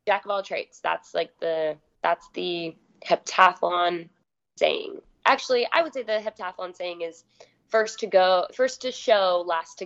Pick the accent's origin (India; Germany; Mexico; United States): United States; Rexburg, Idaho; also born or lived in Utah; I'm born and raised in Rexburg, Idaho